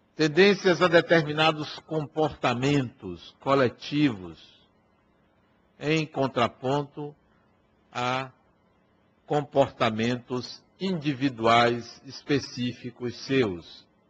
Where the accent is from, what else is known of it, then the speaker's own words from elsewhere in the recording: Acajutiba, Bahia, Brazil; lá na cidade de Acajutiba, onde eu nasci